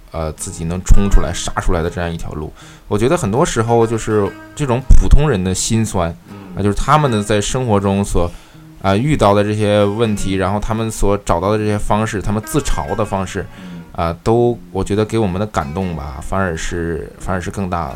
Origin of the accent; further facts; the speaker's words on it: Northeast China, China; 其实我的家乡是在东北